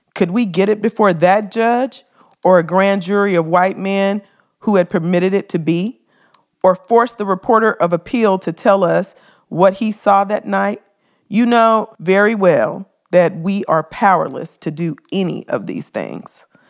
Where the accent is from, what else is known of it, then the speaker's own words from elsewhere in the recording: Memphis, Tennessee, United States; Memphis. That's my hometown